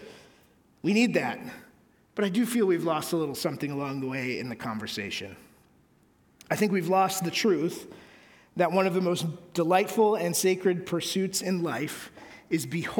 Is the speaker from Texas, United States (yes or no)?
no; Connecticut, United States; where I grew up in Connecticut